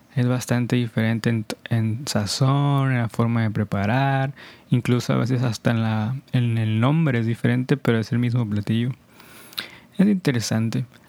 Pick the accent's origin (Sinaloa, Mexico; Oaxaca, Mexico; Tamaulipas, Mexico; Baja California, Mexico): Sinaloa, Mexico; Culiacán; de donde yo soy, mi ciudad, Culiacán, Sinaloa, es, sí es bastante caliente, la verdad.